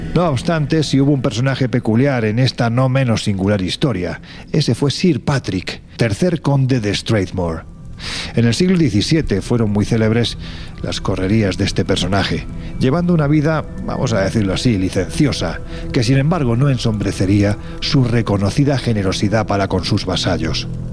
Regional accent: Jaén, Andalusia, Spain; mi tierra, Jaén

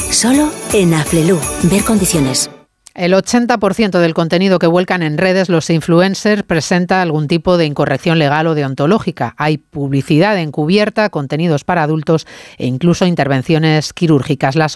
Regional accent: Balearic Islands, Spain; Siendo mallorquín

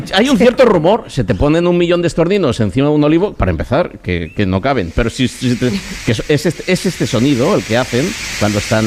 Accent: San Adrián, Navarre, Spain; en mi pueblo, en, San Adrián, Navarra

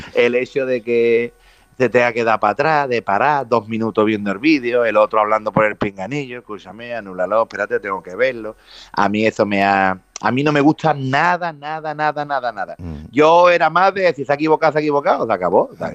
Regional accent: Jerez de la Frontera, Andalusia, Spain; voy a ser Baltasar en mi pueblo

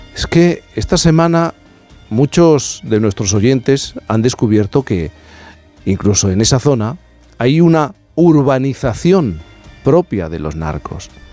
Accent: Cádiz, Andalusia, Spain; soy gaditano

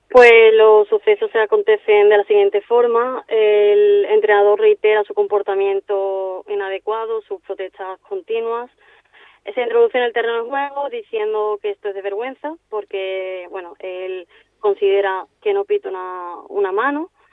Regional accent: Seville, Andalusia, Spain; moved away as an adult; now in Palma de Mallorca, Spain; soy de Sevilla y, bueno, actualmente pues me encuentro en Palma de Mallorca

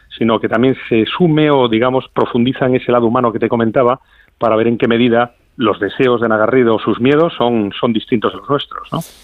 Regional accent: Madrid, Community of Madrid, Spain; yo soy madrileño

